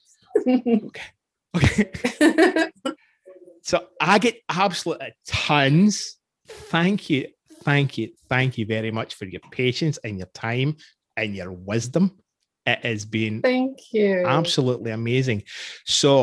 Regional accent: Scotland, United Kingdom; now in Canada; I'm Scottish

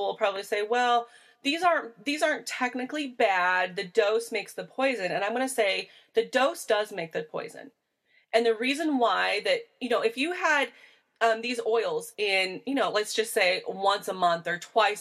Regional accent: Midwest, United States; I am from the Midwest. We are, when we say we're corn fed, we are literally corn fed

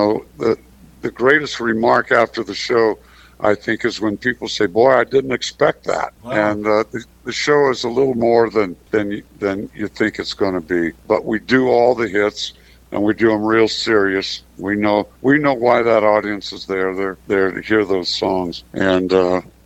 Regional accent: Orange County, California, United States; we're both from Orange County

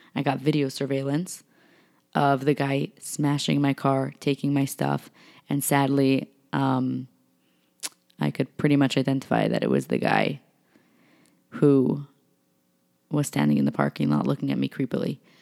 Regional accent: New York, United States; I'm from New York.

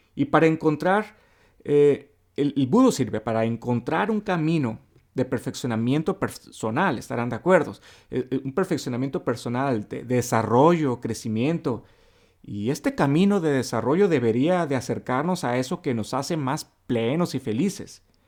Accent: Mexicali, Baja California, Mexico; soy una persona honesta, directa al grano, eh, como todos aquí en Mexicali

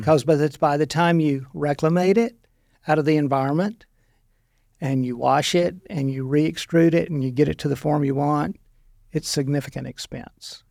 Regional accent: Monroe, Louisiana, United States; moved away as an adult; also born or lived in Stuttgart, Arkansas; now in Arkansas, United States; I'm from Louisiana

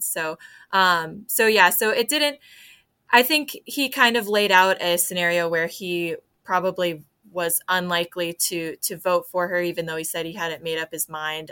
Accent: DeWitt, Iowa, United States; I grew up in DeWitt

